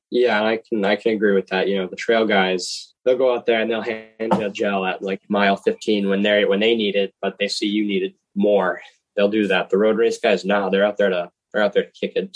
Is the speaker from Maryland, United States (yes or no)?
no; Groton, Massachusetts, United States; I'm from Groton, Massachusetts